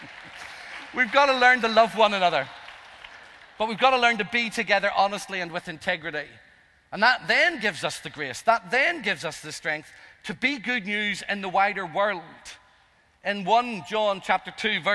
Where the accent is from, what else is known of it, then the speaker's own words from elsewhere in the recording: Northern Ireland, United Kingdom; I'm Irish. I'm the youngest of five.